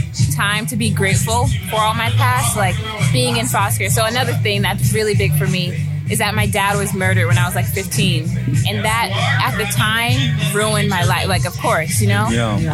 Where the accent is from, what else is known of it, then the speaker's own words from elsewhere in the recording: the South, United States; Well, I say that because growing up in the South, I'm like, damn, we like haven't come that far